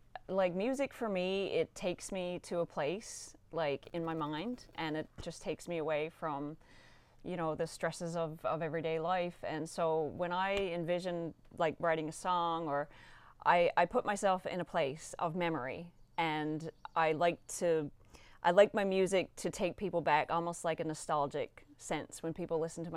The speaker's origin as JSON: {"language": "English", "region": "Newfoundland and Labrador", "country": "Canada", "also_born_or_lived": "Nova Scotia", "said": "as a Newfoundlander"}